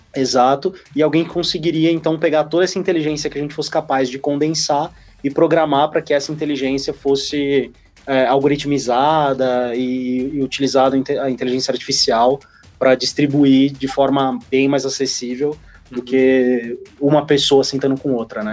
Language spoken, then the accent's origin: Portuguese; Santos, São Paulo, Brazil; eu sou de Santos também